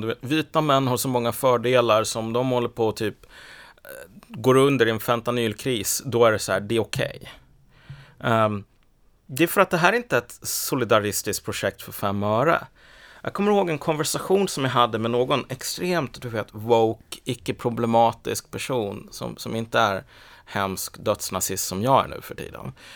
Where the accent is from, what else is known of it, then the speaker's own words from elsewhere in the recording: Sweden; jag är ju född i Sverige för det första, jag har bott här hela livet